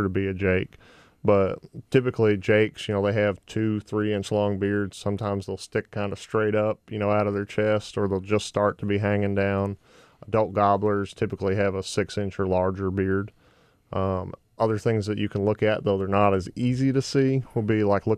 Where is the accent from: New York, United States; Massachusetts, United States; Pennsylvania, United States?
Massachusetts, United States; moved away as an adult; also born or lived in Georgia / Florida; now in Arkansas, United States; I grew up in New England, grew up in Massachusetts